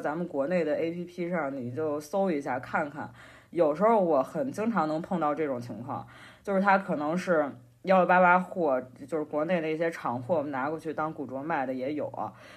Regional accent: Henan, China; 因为我是河南人嘛，我可能比较喜欢吃面食

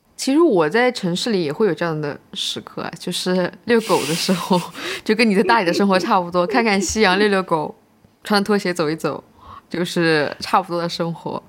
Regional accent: Hangzhou, Zhejiang, China; 但是我们杭州人就会去啊

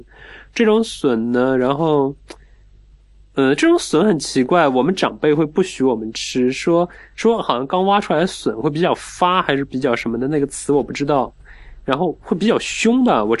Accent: Wuxi, Jiangsu, China; 我在我小时候在无锡郊区吴桥那一带，

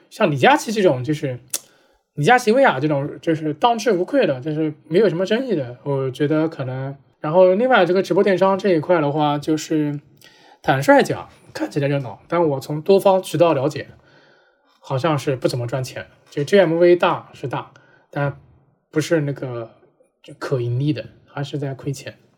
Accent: China; now in Vietnam; 现在如果我们作为中国人

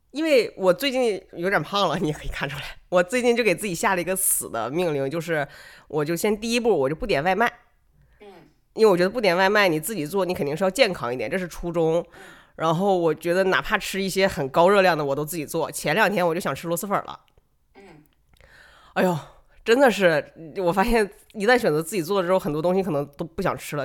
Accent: Northeast China, China; moved away as an adult; also born or lived in Macau / Shenzhen; 我是一个从，在东北长大，然后我去了澳门上大学，又去了深圳工作

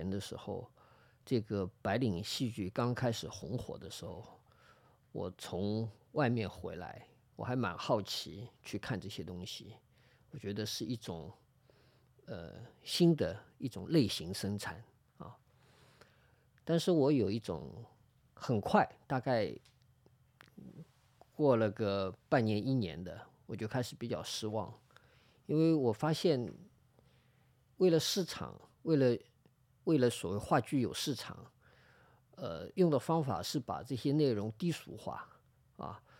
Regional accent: Shanghai, China; 我其实以前就在这儿附近长大啊，我的小学、中学什么我都是家里都住在这里，就住在现在录音的这个地方的斜对面啊，

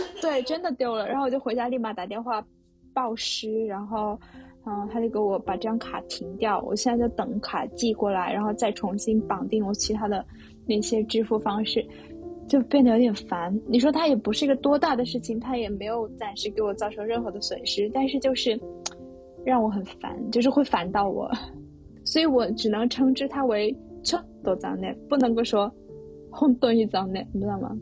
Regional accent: China; now in Tokyo, Japan; 我是中国人

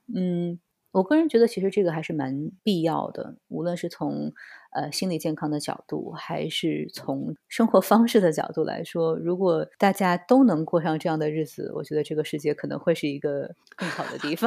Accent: China; moved away as an adult; now in Barcelona, Spain; 作为中国人来说

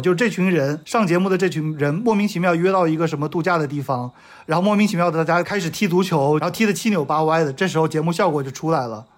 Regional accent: China; 我们作为中国人看不到了

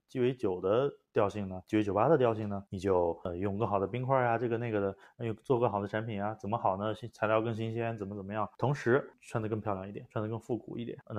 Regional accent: China; 可是因为我中国人不去，没大不习惯

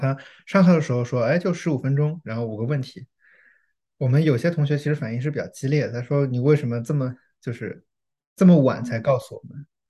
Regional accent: China; now in United States; 我作为中国人

